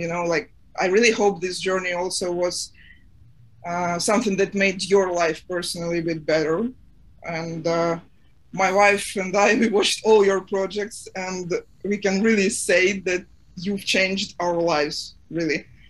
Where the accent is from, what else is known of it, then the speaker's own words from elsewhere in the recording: Ukraine; I'm Ukrainian, I'm from Ukraine.